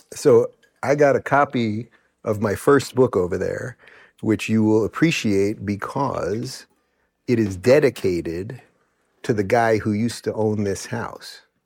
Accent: Long Island, New York, United States; born or raised there; also born or lived in Brooklyn

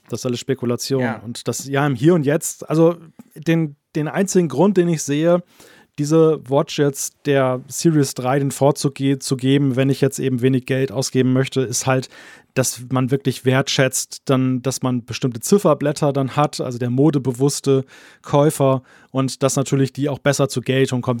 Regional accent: Germany; komme ja nun aus dem Datenschutzland Deutschland.

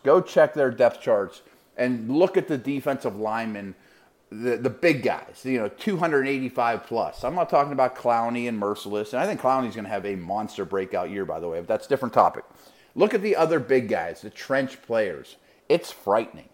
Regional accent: Pittsburgh, Pennsylvania, United States; University of Pittsburgh, which is my hometown

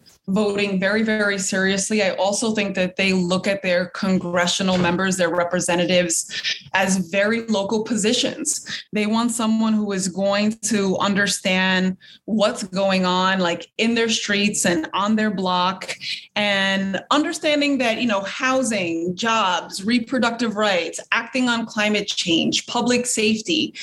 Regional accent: New York City, New York, United States; where I was born and raised in the Lower East Side

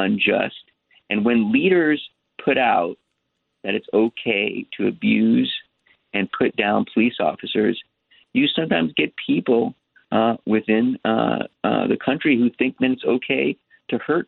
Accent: New York City, New York, United States; now in Los Angeles, United States; I was born in New York. I was born in Manhattan.

